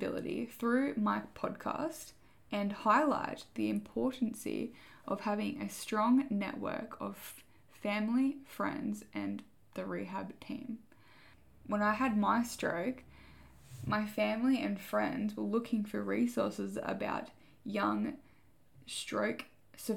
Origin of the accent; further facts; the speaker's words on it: Port Macquarie, New South Wales, Australia; moved away as an adult; now in Gold Coast, Australia; I grew up in Port Macquarie, and I moved to the southern Gold Coast when I was 18